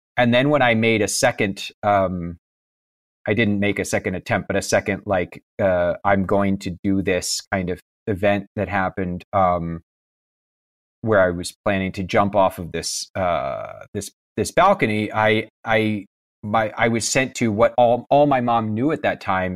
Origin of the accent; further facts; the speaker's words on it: Kansas, United States; also born or lived in Pennsylvania; I was born in Pennsylvania, but when I was one, we moved to Kansas